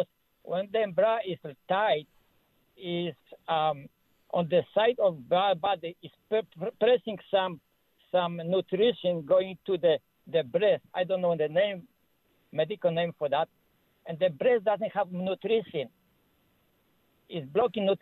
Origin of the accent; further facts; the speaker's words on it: Poland; now in Ontario, Canada; I'm from Ontario here, originally from Poland